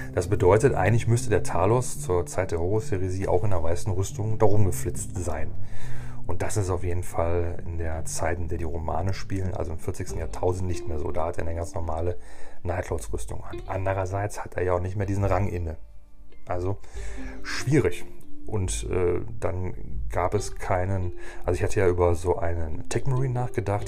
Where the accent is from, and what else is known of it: Germany